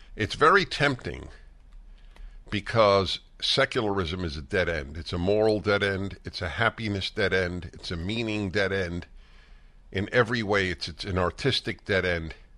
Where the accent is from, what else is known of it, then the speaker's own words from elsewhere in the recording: New York City, New York, United States; I grew up in New York City